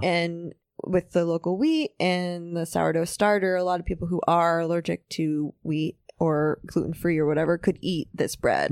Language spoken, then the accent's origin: English; New York City, New York, United States; also born or lived in Manhattan; I grew up in Riverdale, which is more like suburb